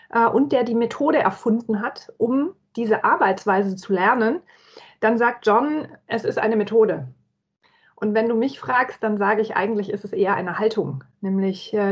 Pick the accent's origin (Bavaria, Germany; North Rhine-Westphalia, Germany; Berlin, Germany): Bavaria, Germany; Nuremberg; Ich bin geborene Fränkin, Mittelfränkin, um es genau zu sagen. Ich komme aus Nürnberg.